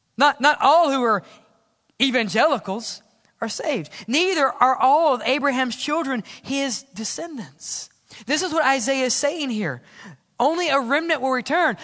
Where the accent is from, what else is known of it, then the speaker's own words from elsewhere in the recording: Mississippi, United States; Where I grew up in Mississippi